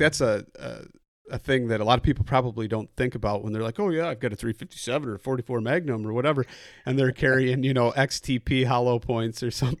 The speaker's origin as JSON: {"language": "English", "region": "Midwest", "country": "United States", "said": "coming from the Midwest"}